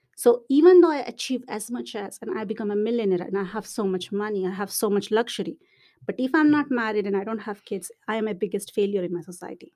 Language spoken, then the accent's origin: English; India; moved away as an adult; also born or lived in Montreal, Canada / Finland; now in Dublin, Ireland; I'm, I'm from India